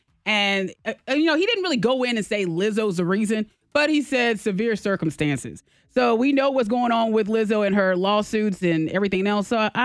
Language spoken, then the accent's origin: English; Beaufort County, United States; I mean, hey, look, I'm from Beaufort County.